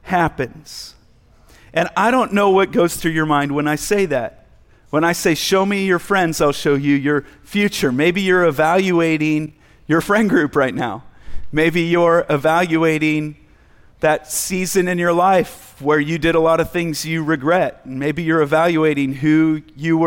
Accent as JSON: {"language": "English", "country": "United States", "said": "just being an American male"}